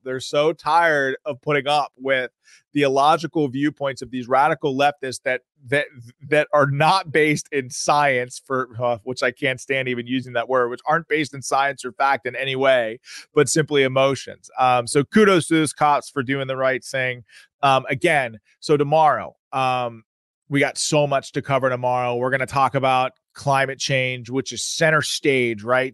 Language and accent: English; United States; I grew up in America, and in America that I loved